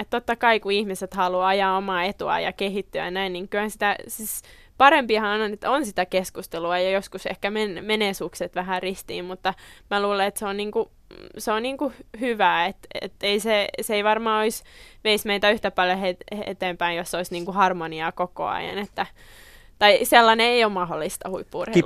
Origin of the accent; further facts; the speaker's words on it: Tammisaari, Uusimaa, Finland; mä oon Tammisaaresta kotoisin